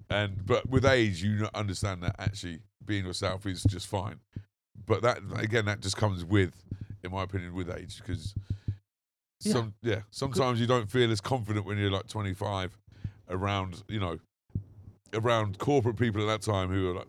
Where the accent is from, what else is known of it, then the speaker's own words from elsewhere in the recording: Banbury, South East England, United Kingdom; accent: country accent; now in London, United Kingdom; I purposely lost my accent when I moved from Banbury to London.